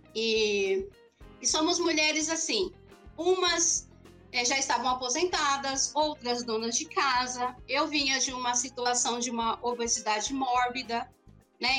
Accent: São Bernardo do Campo, São Paulo, Brazil; Eu sou aqui de São Bernardo

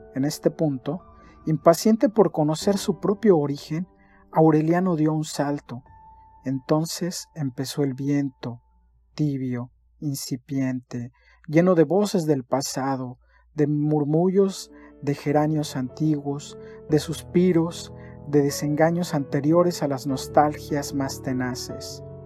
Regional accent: Mexico; also born or lived in Cancún, Quintana Roo; soy mexicano, tengo 41 años y vivo en la ciudad de Cancún

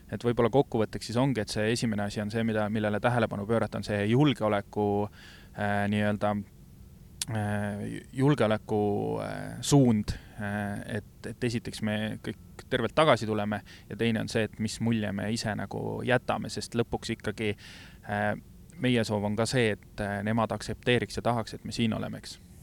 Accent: Estonia; me oleme Eestist

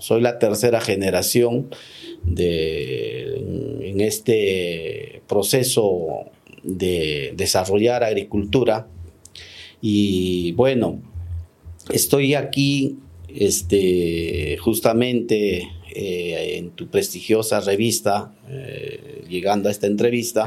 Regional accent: Lambayeque, Peru; also born or lived in Olmos; mi tierra, a o este, lambayecana

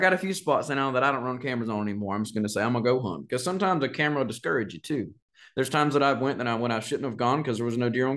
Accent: Florida, United States; growing up in Florida, I'm hunting swamps and pine rows

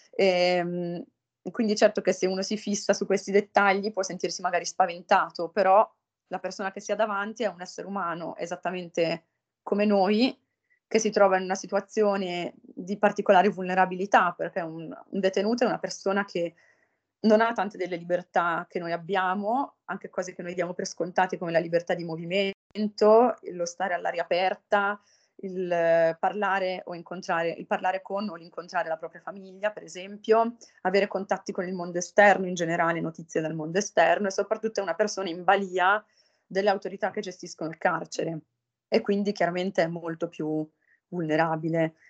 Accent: Italy; moved away as an adult; also born or lived in Pavia; sono di Costato, dove ho frequentato per l'appunto il liceo

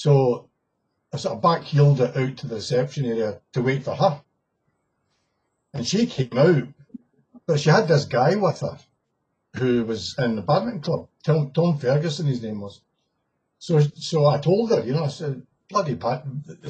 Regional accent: Glasgow, Scotland, United Kingdom; also born or lived in Lake District; I'm from Glasgow

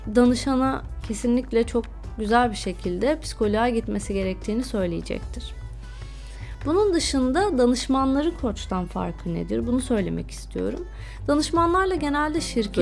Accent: İzmir, Turkey; moved away as an adult; also born or lived in Balıkesir / Istanbul; now in United Kingdom; ilk 18 yılımı İzmir'de yaşadım

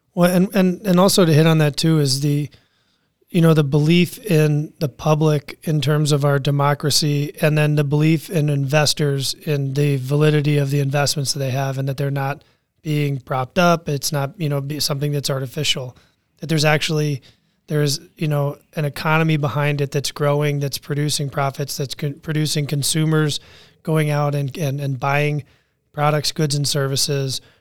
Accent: Washington, D.C. area, Northern Virginia, United States; I grew up in Washington, D C area, Northern Virginia, around politics

